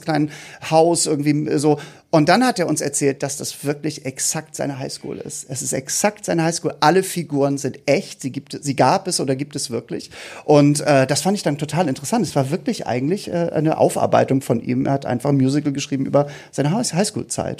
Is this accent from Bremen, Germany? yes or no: no; Hamburg, Germany; wir kommen nicht aus dem Osten, ich muss dazu sagen, wir kommen ja aus Hamburg.